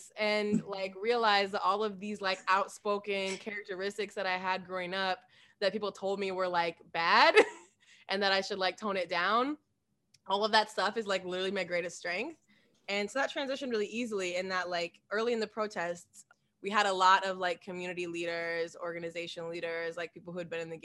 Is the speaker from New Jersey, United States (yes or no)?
no; Des Moines, Iowa, United States; I grew up on the northwest side of Des Moines, like in the Merle Hay neighborhood